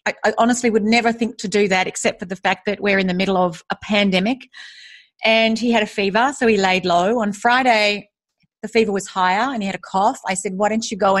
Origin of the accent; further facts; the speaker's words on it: Australia; moved away as an adult; also born or lived in United States; now in Singapore; I am Australian. I'm currently living in Singapore